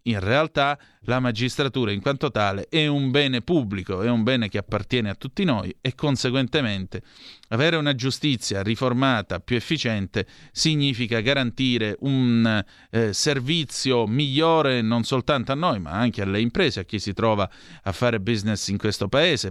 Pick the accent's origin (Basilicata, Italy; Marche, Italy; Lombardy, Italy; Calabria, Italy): Calabria, Italy; Vibo Valentia; io sono di Vibbo Valencia, precisamente